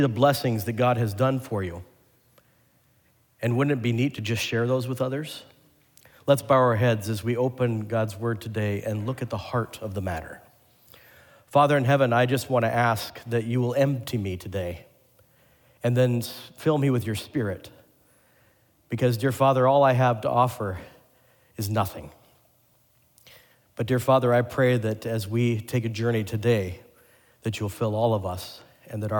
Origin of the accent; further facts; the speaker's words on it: Portland, Oregon, United States; moved away; my home state and home city